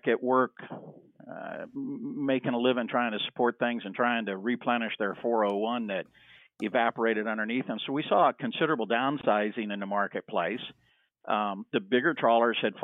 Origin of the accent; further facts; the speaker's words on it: Miami, Florida, United States; I grew up in Miami, and there was a boat builder right next door to us